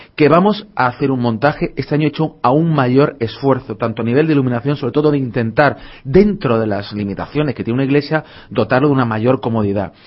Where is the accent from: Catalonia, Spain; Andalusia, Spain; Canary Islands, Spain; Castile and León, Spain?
Andalusia, Spain; Málaga; me siento malagueño 100%